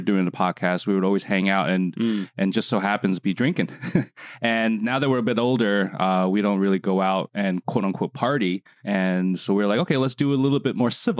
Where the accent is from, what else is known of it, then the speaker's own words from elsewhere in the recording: New Jersey, United States; moved away as an adult; also born or lived in Long Island, New York; now in Shanghai, China; I was born in Long Island in America and grew up in Jersey.